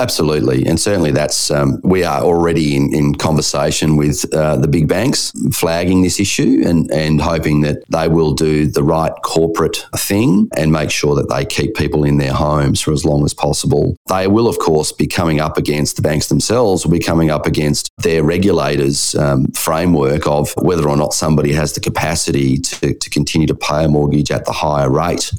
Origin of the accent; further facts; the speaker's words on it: Perth, Western Australia, Australia; My hometown of Perth